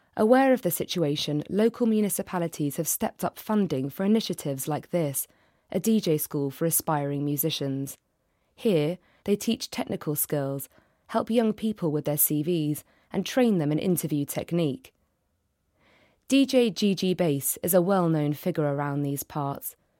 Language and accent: English; London, United Kingdom; I'm from London